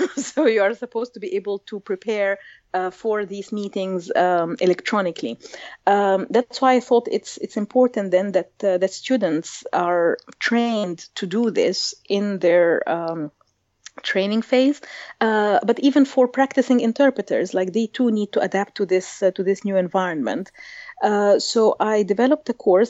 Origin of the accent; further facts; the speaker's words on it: Egypt; I grew up in Egypt in a bilingual environment